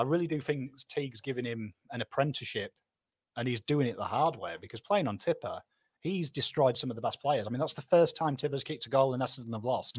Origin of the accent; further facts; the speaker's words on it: Pom, England, United Kingdom; Me, me fellow Pom, honorary Pom